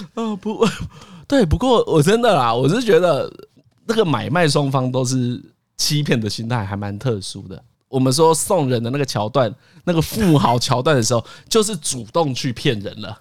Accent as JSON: {"language": "Chinese", "country": "Taiwan", "said": "我们台湾人就这样"}